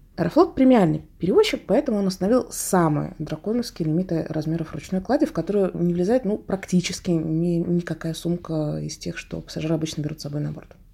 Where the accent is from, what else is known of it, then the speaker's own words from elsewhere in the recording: Russia; как опытный россиянин